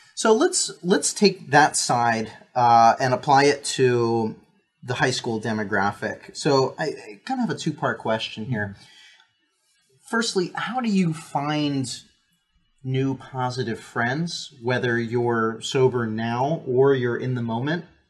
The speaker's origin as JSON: {"language": "English", "region": "New Jersey", "country": "United States", "tie": "born or raised there", "also_born_or_lived": "Lancaster, Pennsylvania", "said": "most of my adolescence, teenage, high school years, early college was New Jersey"}